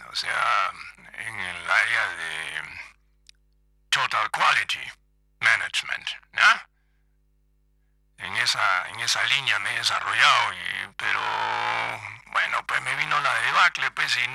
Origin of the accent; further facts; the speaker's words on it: Frankfurt, Hesse, Germany; born there; yo, hice mis estudios pues en Alemania, pues en Frankfurt, ¿no? Porque yo nací en Frankfurt, ¿ya? Francoforte, como dicen los italianos, ¿ya? En Francoforte